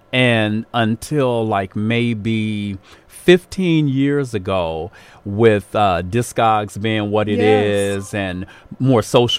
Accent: Baltimore, Maryland, United States; moved away as an adult; now in Chicago, United States; I grew up in that area.

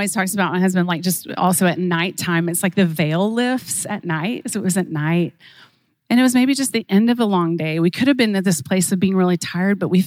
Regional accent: Oklahoma, United States; I was raised in Oklahoma, just a country girl at heart.

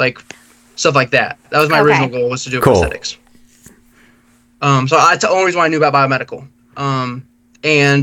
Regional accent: Missouri, United States; moved away as an adult; now in Texas, United States; I'm from Missouri

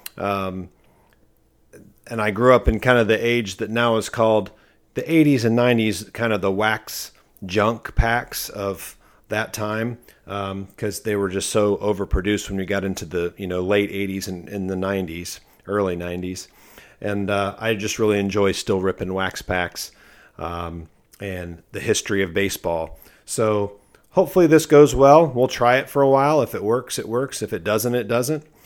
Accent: Akron, Ohio, United States; moved away; also born or lived in Cincinnati, Ohio; I'm from the Akron, Ohio area

